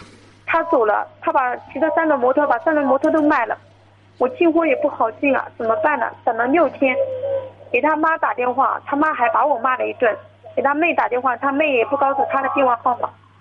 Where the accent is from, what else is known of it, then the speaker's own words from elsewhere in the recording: Jiangsu, China; 我是江苏的。